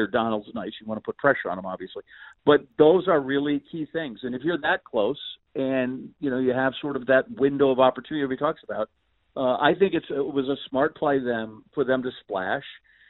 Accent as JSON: {"language": "English", "town": "Green Bay", "region": "Wisconsin", "country": "United States", "tie": "born or raised there", "said": "you're from my hometown in Green Bay, Wisconsin, where there's only 100,000 people, and the Packers aren't there on Sunday. There's not a lot to do, believe me."}